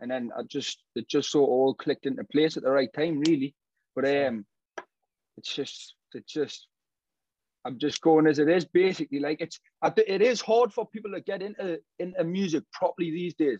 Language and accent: English; Newcastle upon Tyne, North East England, United Kingdom; I'm from Kingston Park, obviously Newcastle